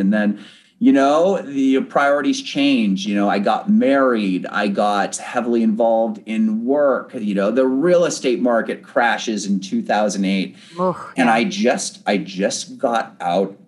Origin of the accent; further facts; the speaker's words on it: Bellevue, Washington, United States; also born or lived in San Diego, California; I am originally from Bellevue, Washington. That is where I am born and raised